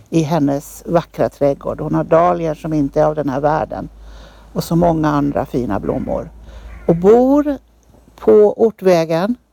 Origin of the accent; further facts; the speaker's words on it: Upplands Väsby, Stockholm County, Sweden; uppväxt i Upplands Väsby.